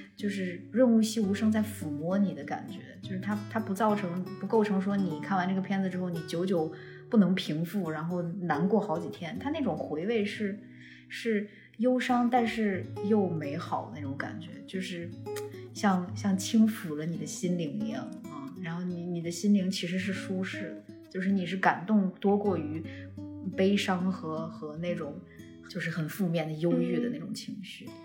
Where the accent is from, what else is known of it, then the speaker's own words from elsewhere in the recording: Xi'an, Shaanxi, China; 我是西安人